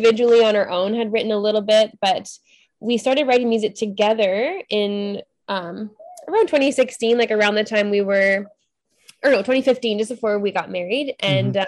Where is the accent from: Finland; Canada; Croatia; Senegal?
Canada; Ontario; also born or lived in British Columbia; I'm from Ontario